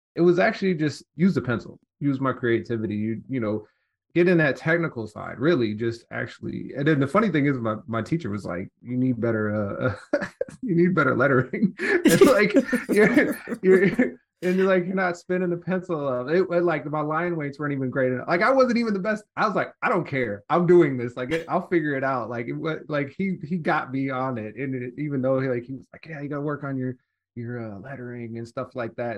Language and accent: English; Detroit, Michigan, United States; also born or lived in Southfield; I was born in Detroit, actually grew up on the east side